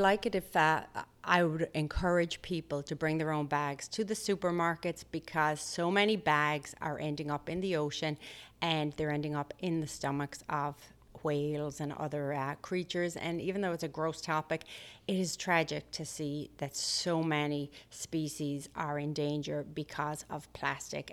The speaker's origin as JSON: {"language": "English", "town": "Limerick", "region": "Munster", "country": "Ireland", "tie": "born or raised there", "moved": "as an adult", "lives_now": "United States", "said": "Limerick City, where I'm from"}